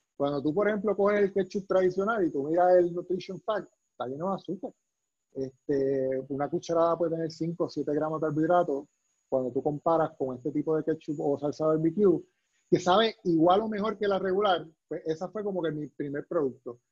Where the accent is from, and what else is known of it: Puerto Rico